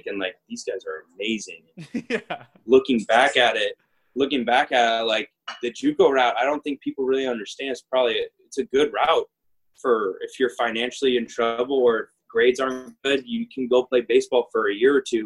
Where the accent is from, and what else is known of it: Arizona, United States; born or raised there